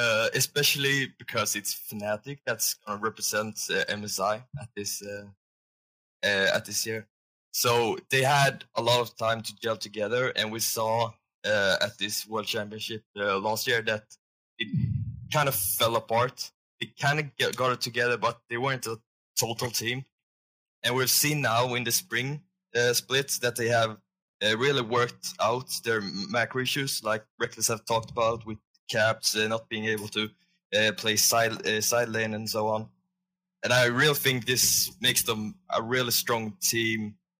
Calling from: Sweden; I'm calling from Sweden.

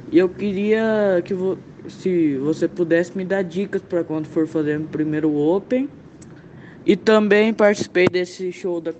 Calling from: Campo Grande, Mato Grosso do Sul, Brazil; sou de Campo Grande, no Mato Grosso do Sul.

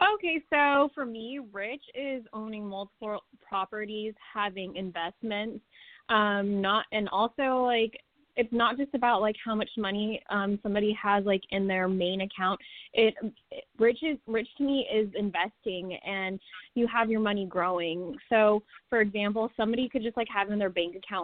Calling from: California, United States; calling from Cali.

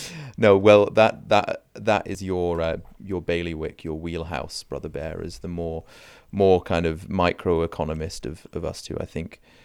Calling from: Canada; I'm calling in from Canada

